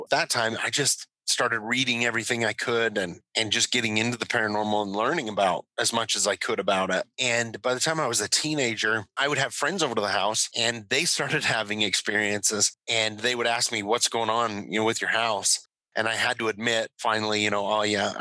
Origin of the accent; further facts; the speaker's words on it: Hyrum, Utah, United States; I grew up here locally. I grew up in Hiram